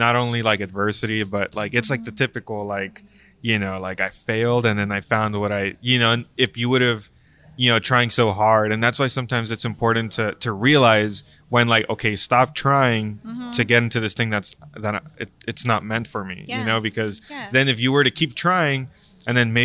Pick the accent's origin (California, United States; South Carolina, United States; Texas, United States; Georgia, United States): Texas, United States; Brownsville; moved away as an adult; now in San Antonio, United States; back in my hometown in Brownsville